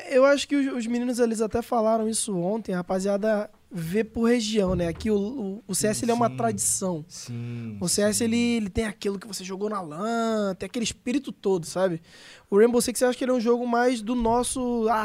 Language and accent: Portuguese; Rio de Janeiro, Brazil; now in São Paulo, Brazil; eu tô morando em São Paulo há dois anos, eu me mudei pela proposta que eu recebi da Cade, eu saí do Rio e vim morar em São